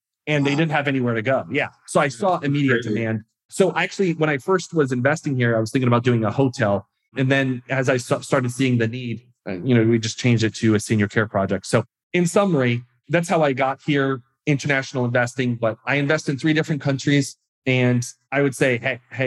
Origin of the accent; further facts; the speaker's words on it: Massachusetts, United States; moved away as an adult; also born or lived in Uganda; I was born in Massachusetts.